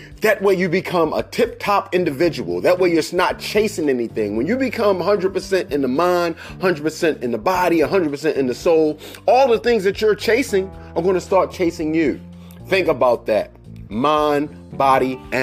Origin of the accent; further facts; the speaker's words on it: Baltimore, Maryland, United States; I'm from Baltimore